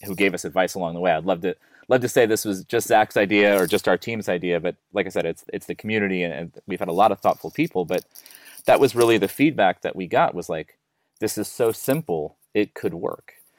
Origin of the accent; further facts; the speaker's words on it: United States; accent: American; now in Melbourne, Australia; I'm an American